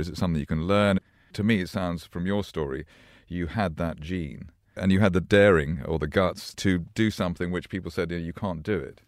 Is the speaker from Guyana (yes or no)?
no; Glasgow, Scotland, United Kingdom; I was born in Glasgow